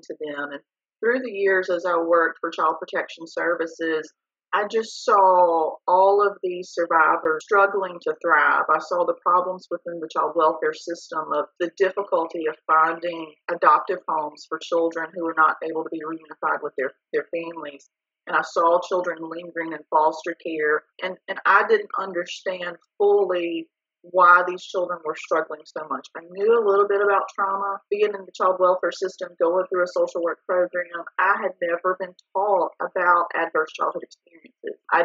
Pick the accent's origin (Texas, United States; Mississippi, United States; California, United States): Mississippi, United States; Bruce; moved away as an adult; now in Jackson, United States; I am from the Jackson area, originally from North Mississippi